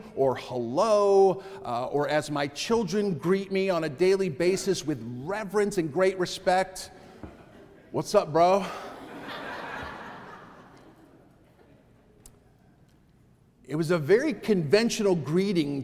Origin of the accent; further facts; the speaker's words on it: Connecticut, United States; as a kid from growing up in Connecticut